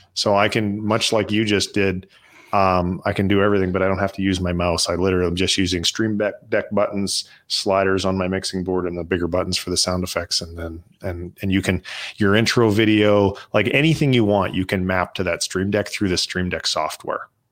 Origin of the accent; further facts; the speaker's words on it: Canada; now in United States; so I'm Canadian, and I'm, uh, we're going back up to Canada for a month, um, because we're considering moving back.